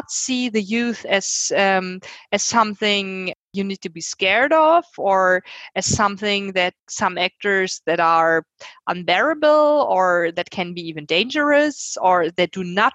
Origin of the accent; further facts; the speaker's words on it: Germany; I'm from Germany